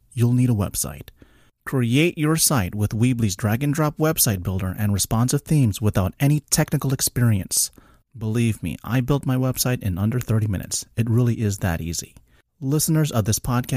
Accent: South Florida, United States; I'm from South Florida, so we get it down here

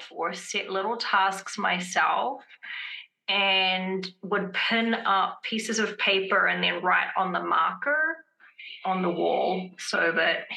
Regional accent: Wellington, New Zealand; also born or lived in Boston, United States; now in California, United States; I come from Wellington, where a lot of us, we just tend to love grays and blacks, which is odd because when I grew up in Wellington, the weather was quite gloomy a lot of the time

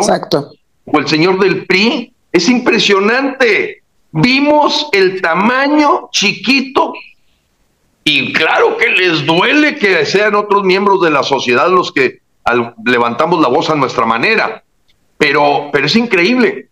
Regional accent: Mexico; Somos nosotros los mexicanos

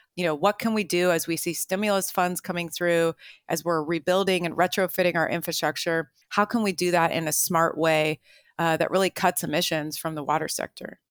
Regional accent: Marin County, California, United States; here in my hometown of Marin County

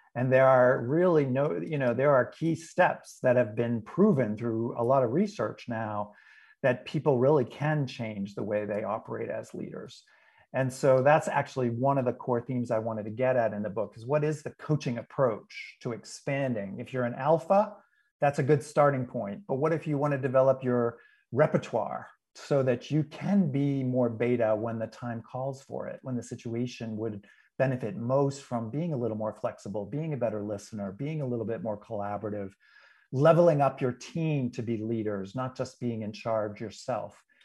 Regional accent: New England, United States; I'm from New England originally

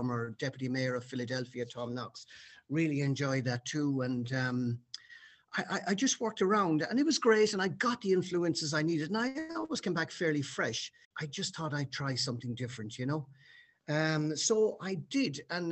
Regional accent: Ireland; being the Irishman

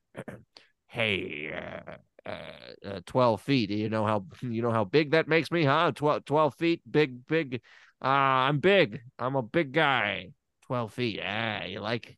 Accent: Tennessee, United States; when I was young, growing up in Tennessee

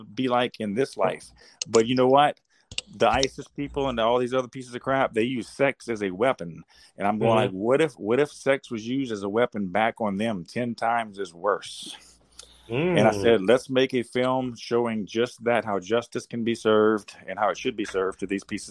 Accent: Baton Rouge, Louisiana, United States; I'm from South Louisiana, United States, of course, and around Baton Rouge

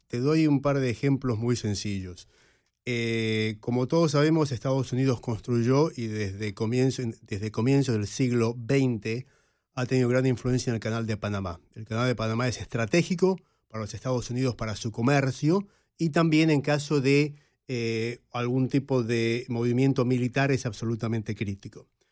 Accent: Argentina; moved away; Y los que crecimos en América Latina en la época de la Guerra Fría lo vivimos en carne propia. Yo recuerdo ir a la universidad en Buenos Aires

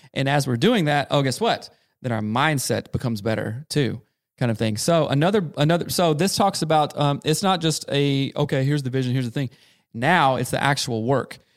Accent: South Carolina, United States; growing up in South Carolina, in a very rural, small town

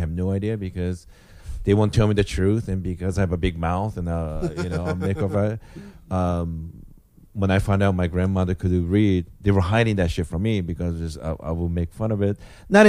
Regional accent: Japan; moved away; I grew up in Japan

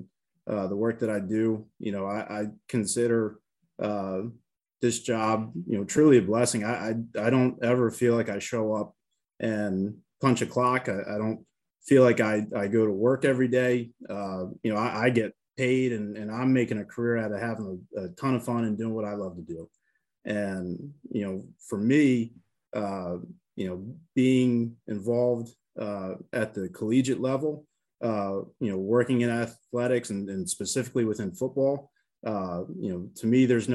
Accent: Baltimore, Maryland, United States; now in Manhattan, Kansas, United States; I'm originally from Baltimore, Maryland. I grew up in a pro town

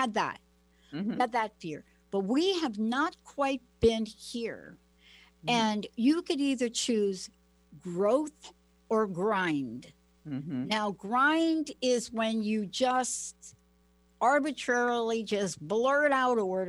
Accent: Plainfield, New Jersey, United States; now in Pacific Northwest, United States; I went to a school, Plainfield, New Jersey

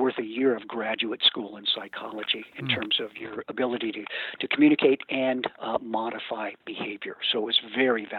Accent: San Jose, California, United States; I grew up in Northern California, and I learned to fly at Amelia Reed Aviation at Reed Hillview Airport

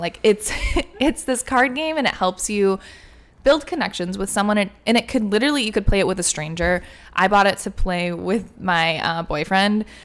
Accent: Michigan, United States; moved away; we're both from Michigan, so we were going home for like a month

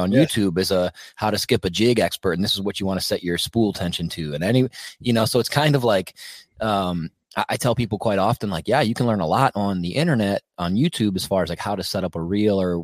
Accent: Wisconsin, United States; I'm from Wisconsin

